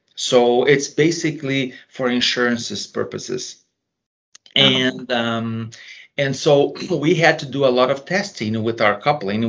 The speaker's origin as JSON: {"language": "English", "country": "Brazil", "moved": "yes", "lives_now": "United States", "said": "I was originally from Brazil"}